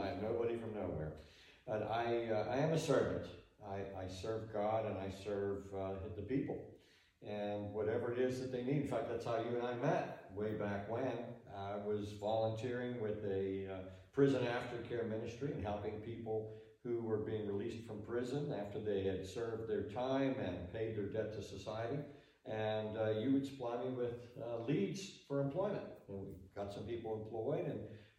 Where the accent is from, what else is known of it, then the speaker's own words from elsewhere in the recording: Pittsburgh, Pennsylvania, United States; I grew up in Western Pennsylvania, in Pittsburgh